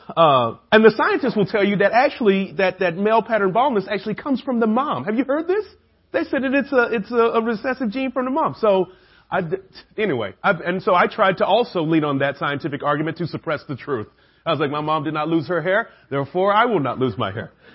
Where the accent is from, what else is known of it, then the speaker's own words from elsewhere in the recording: Atlanta, Georgia, United States; I'm the only guy from Atlanta